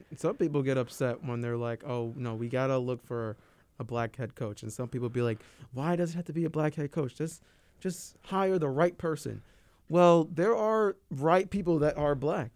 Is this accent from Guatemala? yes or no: no; Schaumburg, Illinois, United States